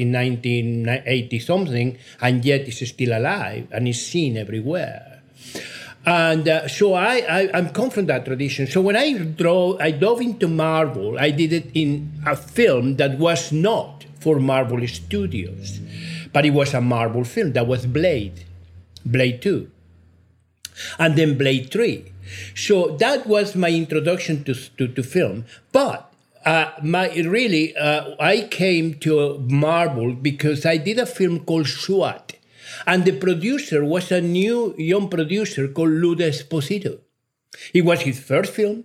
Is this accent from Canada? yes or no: no; Mexico; English is a second language; also born or lived in United Kingdom; now in United States; I'm a Mexican national. I was born in Mexico